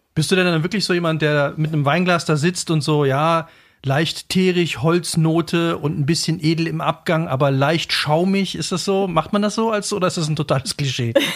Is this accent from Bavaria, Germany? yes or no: no; Cologne, North Rhine-Westphalia, Germany; also born or lived in Brebach-Fechingen, Saarland; ich bin eigentlich Kölner